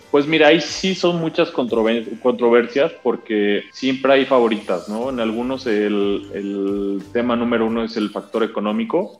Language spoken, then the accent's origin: Spanish; León, Guanajuato, Mexico; moved away as an adult; also born or lived in Guadalajara; yo soy nacido en León, Guanajuato, yo nací el 8 de octubre del 93.